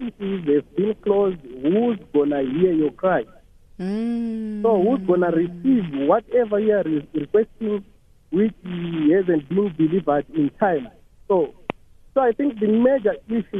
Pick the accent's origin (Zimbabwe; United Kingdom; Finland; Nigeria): Zimbabwe; now in South Africa; I'm from Zimbabwe